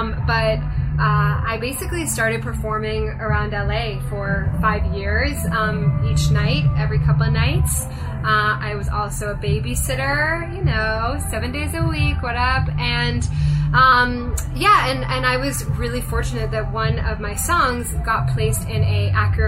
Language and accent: English; Japan; also born or lived in London / Hong Kong; now in Los Angeles, United States; So I was born in London, but I grew up in Japan and Hong Kong.